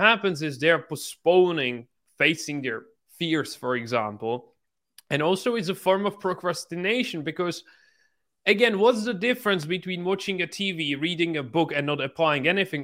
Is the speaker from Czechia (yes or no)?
yes; Czechia; English is a second language; I'm from this small country, just ten million people, and I grew up in this small city that has only seventy thousand people